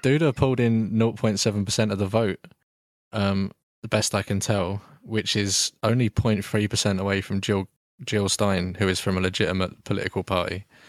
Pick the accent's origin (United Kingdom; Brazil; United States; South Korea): United Kingdom; we're both British